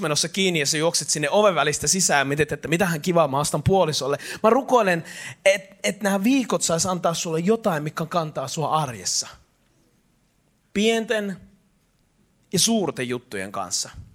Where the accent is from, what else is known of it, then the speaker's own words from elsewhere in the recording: Eastern Finland, Finland; mä oon itäsuomalainen latino